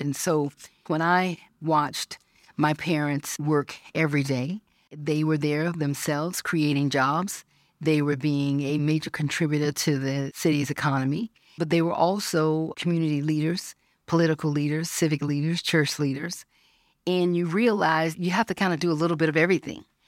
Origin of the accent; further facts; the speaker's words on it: Georgia, United States; When I was thirteen, growing up in Georgia